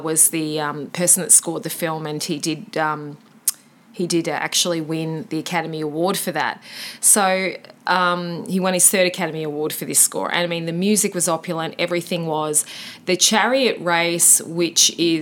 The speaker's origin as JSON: {"language": "English", "country": "Australia", "said": "he was a compatriot of ours from Tasmania. Well, we're not from Tasmania"}